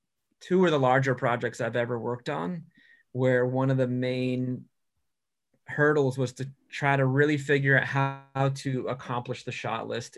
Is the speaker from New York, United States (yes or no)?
yes; New York, United States; now in California, United States; So then you end up being that New Yorker that's in California going, well, in New York, we don't have to ask for any of this.